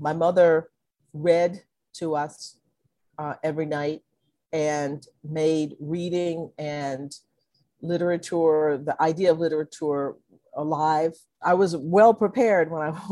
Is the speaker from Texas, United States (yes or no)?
yes; Conroe, Texas, United States; also born or lived in Livingston, Texas; my parents moved to Conroe, Texas, where I grew up